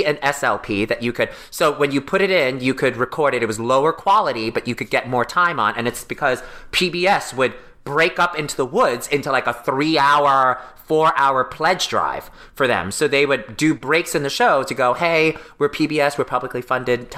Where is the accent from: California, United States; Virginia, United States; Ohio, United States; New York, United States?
New York, United States; New York City; I grew up in New York City, and Broadway wasn't that far from me. Like, I grew up in Brooklyn